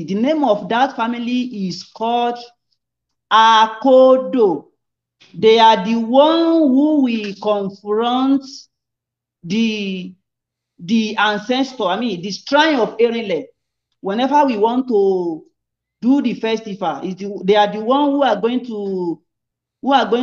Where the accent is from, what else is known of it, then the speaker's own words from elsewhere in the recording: Ilobu, Osun, Nigeria; I'm from Ilobu, Osun State, Nigeria